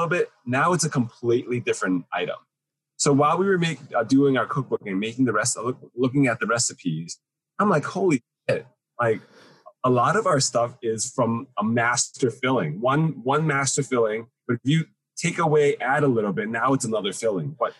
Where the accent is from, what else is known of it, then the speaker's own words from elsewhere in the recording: United States; Chinese American, as much as I'm American Chinese